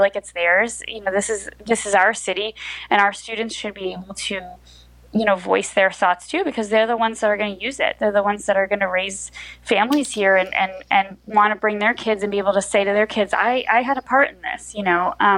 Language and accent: English; rural New Jersey, United States; now in Newark, United States; I grew up in rural New Jersey, which does exist